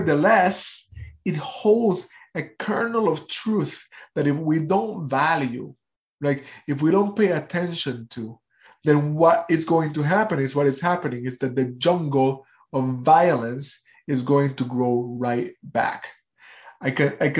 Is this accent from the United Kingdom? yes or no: no; Puerto Rico; I am from Puerto Rico.